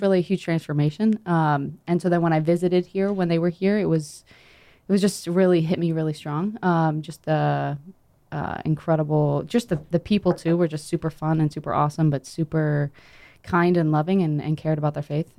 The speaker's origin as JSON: {"language": "English", "region": "North Carolina", "country": "United States", "said": "I'm from North Carolina"}